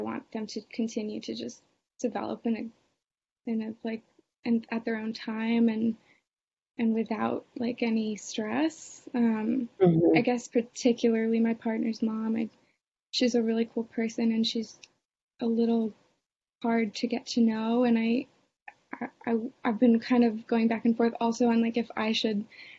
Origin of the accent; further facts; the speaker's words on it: Boston, Massachusetts, United States; I know a lot of people get married young. I'm from Boston. It's a little less that way.